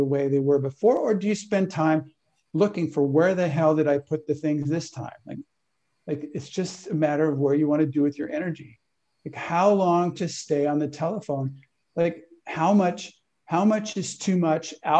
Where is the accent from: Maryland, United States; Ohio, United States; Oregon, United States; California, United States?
California, United States; I was raised in California